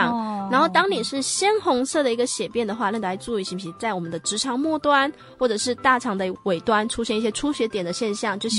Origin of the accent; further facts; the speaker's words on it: Taiwan; 所以我们台湾人其实将近百分之八十的人啊，都有分解乳糖的一个障碍。